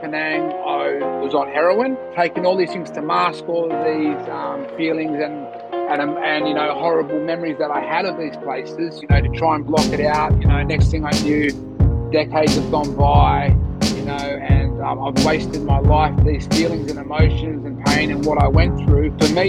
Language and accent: English; Bogotá, Colombia; also born or lived in Bondi; now in Sydney, Australia; I am from the eastern suburbs, from Bondi. I was born in Colombia, in South America, in Bogota. I was raised in an orphanage there.